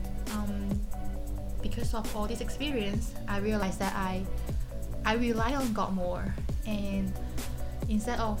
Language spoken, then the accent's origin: English; Hong Kong; moved away as an adult; now in Hawaii, United States; I'm from Hong Kong.